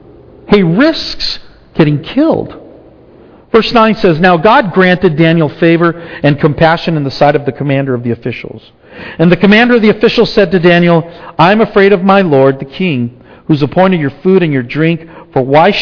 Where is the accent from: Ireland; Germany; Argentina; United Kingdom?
Argentina; now in United States; When we came from Argentina, we pretty much assimilated. I mean, I could still speak Spanish, but it was not what we spoke at home, really.